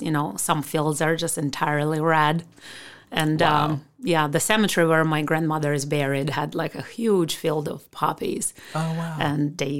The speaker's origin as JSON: {"language": "English", "town": "Khmelnytskyi", "region": "Khmelnytskyi Oblast", "country": "Ukraine", "tie": "born or raised there", "also_born_or_lived": "Vinnytsia, Ukraine", "second_language": "English", "moved": "as an adult", "lives_now": "Northeast Iowa, United States", "said": "I grew up in Ukraine, and I grew up in a town named Khmelnytskyi. I was born in Vinnytsia, which is a little closer to Kiev."}